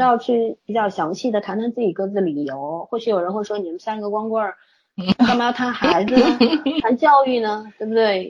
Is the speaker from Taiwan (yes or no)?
no; China; 因为我们中国人最重视这个血缘关系